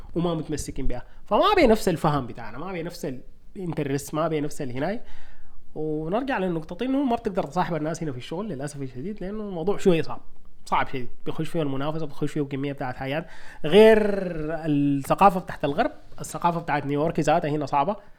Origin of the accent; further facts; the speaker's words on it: Sudan; moved away; نحن سودانيين